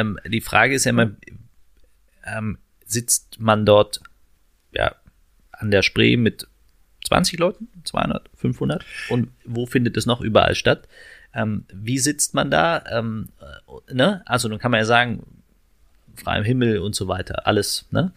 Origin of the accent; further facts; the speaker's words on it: Berlin, Germany; also born or lived in Steglitz-Zehlendorf, Berlin; ich bin im Marzahn-Hellersdorf groß geworden